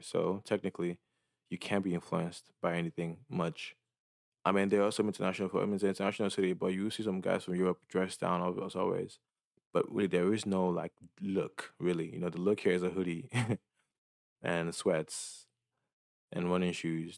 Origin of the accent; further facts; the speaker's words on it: Dallas, Texas, United States; moved away as an adult; now in San Francisco, United States; I felt like Dallas was too small.